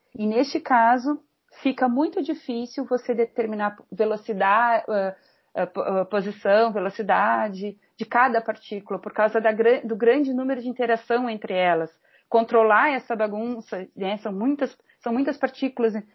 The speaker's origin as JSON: {"language": "Portuguese", "town": "Pelotas", "region": "Rio Grande do Sul", "country": "Brazil", "tie": "born or raised there", "also_born_or_lived": "Rio de Janeiro", "moved": "as an adult", "lives_now": "Porto Alegre, Brazil", "said": "nasci em Pelotas, no Rio Grande do Sul, bem no extremo sul do Rio Grande do Sul"}